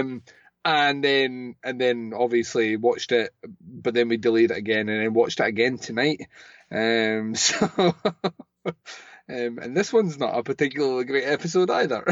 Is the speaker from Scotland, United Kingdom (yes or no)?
yes; Scotland, United Kingdom; I'm Scottish